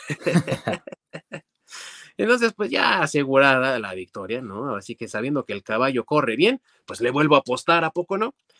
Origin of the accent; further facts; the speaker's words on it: Mexico; como buen mexicano